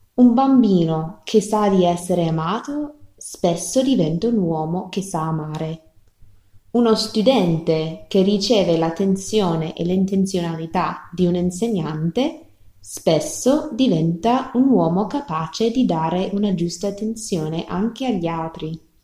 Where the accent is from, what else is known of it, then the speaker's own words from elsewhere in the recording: rural Texas, United States; Italian is a second language; moved away; Io sono cresciuta nella campagna di Texas, negli Stati Uniti